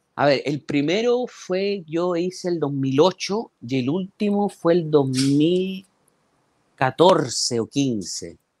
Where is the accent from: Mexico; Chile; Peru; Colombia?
Chile; Talcahuano, Biobío; now in Santiago, Chile; Yo lo mejor de Talcahuano me, me lo llevé desde, desde mi niñez. O sea, yo los recuerdos más lindos que tengo de, Talcahuano son mi niñez